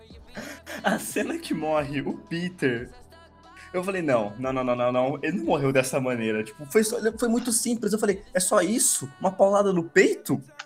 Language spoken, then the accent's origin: Portuguese; Brazil; eu sou brasileiro